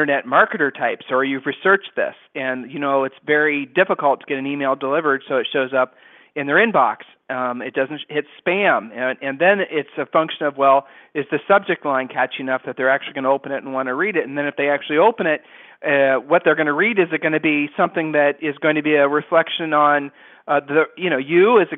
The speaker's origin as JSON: {"language": "English", "region": "Ohio", "country": "United States", "said": "We're from Ohio"}